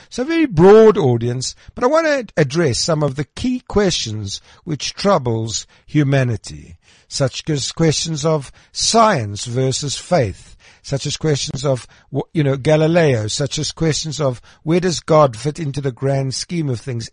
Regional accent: Krugersdorp, Gauteng, South Africa; I was born in Krugersdorp

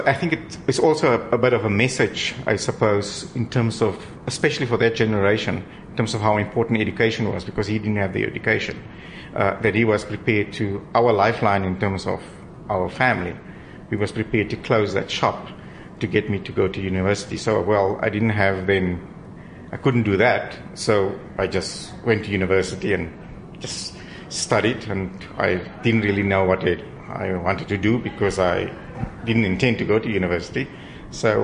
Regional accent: Ferndale, Eastern Cape, South Africa; I grew up in a small little town, Ferndale, in the Eastern Cape

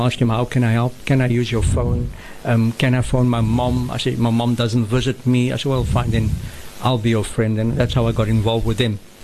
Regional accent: Cape Town, Western Cape, South Africa; also born or lived in Maitland; grown in Claremont

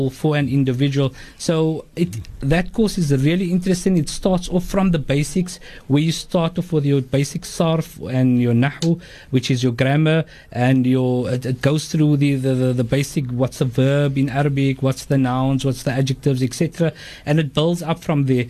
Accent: Cape Town, Western Cape, South Africa; we're here down in the southern tip of Africa, we're English speaking, you're either English or Afrikaans speaking. We love the Quran. The people of Cape Town love the Quran

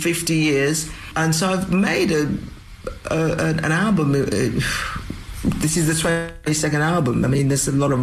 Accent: England, United Kingdom; also born or lived in St. Kitts / Antigua; So I was born in St. Kitts, left St. Kitts when I was 3, went to Antigua, and left Antigua when I was 7 to move to England. So I've lived in England since I was 7. So Britain is really very much home.

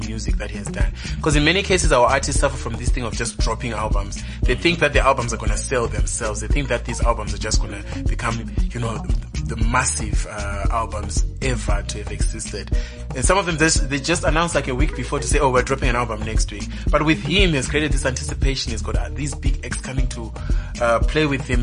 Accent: Zimbabwe; we're hustlers, right, in Zimbabwe.

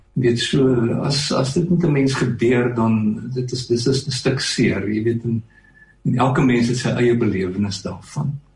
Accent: Stilfontein, North West, South Africa; moved away as an adult; also born or lived in Potchefstroom / Pretoria / Melkbosstrand; ek het in Stilfontein in Klerksdorp groot geword

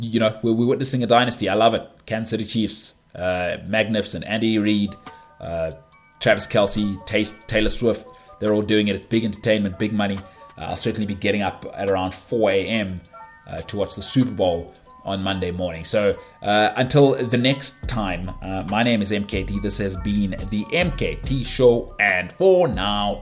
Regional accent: South Africa; I'm South African.

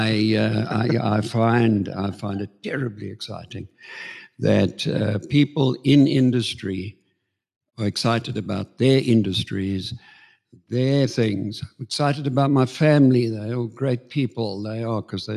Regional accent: Johannesburg, Gauteng, South Africa; also born or lived in Queenstown, South Africa; I am a Joburg boyke, but I did have 9 years

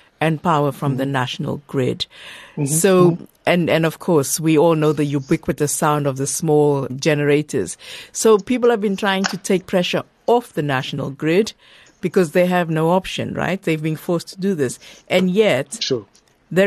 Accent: South Africa; I'm from South Africa

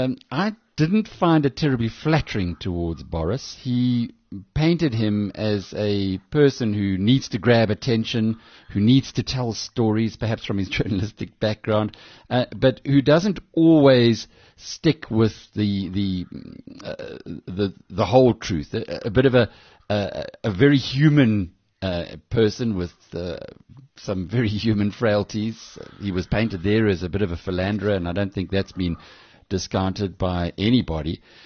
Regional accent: South Africa; now in London, United Kingdom; As a South African sitting in London and knowing lots of people in South Africa

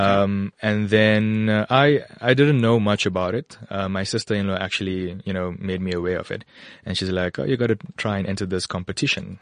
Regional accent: KwaZulu-Natal, South Africa; moved away as an adult; also born or lived in Western Cape / Ermelo, Mpumalanga / Gauteng; now in Bedfordview, South Africa; I grew up in KwaZulu-Natal

